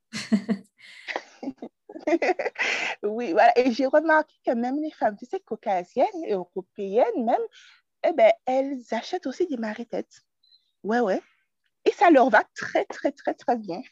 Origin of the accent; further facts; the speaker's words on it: Martinique; je suis originaire de la Martinique